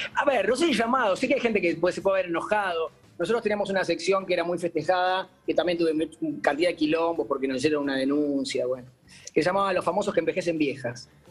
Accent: Uruguay; now in Buenos Aires, Argentina; yo soy un uruguayo medio no arrepentido jamás

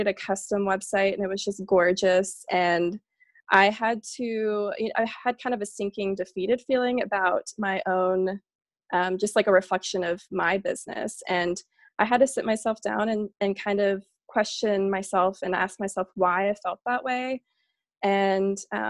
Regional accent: Boerne, Texas, United States; moved away as an adult; also born or lived in Savannah, Georgia; I grew up in Bernie, Texas, which is outside of San Antonio.

